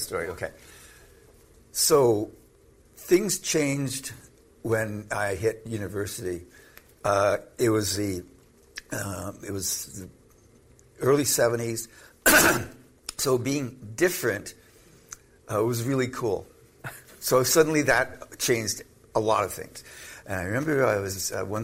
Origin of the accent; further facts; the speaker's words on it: Canada; I'm Canadian